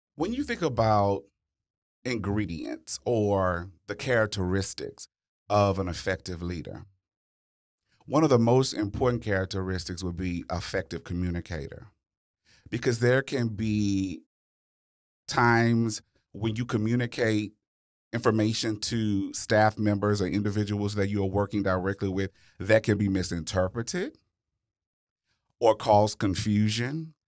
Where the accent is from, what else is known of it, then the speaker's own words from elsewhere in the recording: Louisiana, United States; I'm from Louisiana